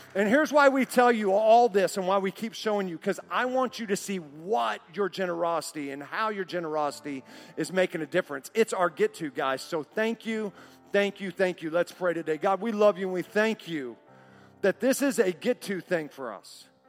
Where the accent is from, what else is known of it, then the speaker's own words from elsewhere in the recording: Oklahoma City, Oklahoma, United States; growing up in Oklahoma City as a kid in seventh grade